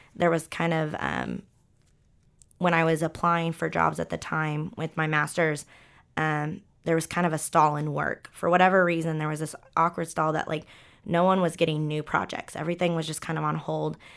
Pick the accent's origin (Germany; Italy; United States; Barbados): United States; Ponca City, Oklahoma; moved away; I came from Ponca City, Oklahoma, where there's not a lot of structure